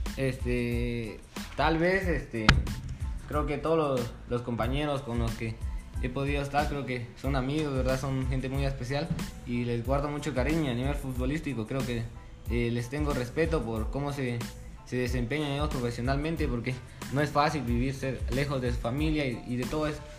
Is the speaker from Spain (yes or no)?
no; San Pedro Sacatepéquez, San Marcos, Guatemala; soy de acá de San Pedro